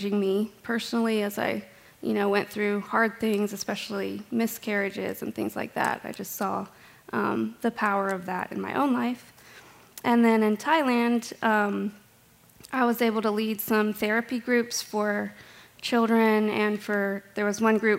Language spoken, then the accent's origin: English; Roanoke, Virginia, United States; I grew up in Roanoke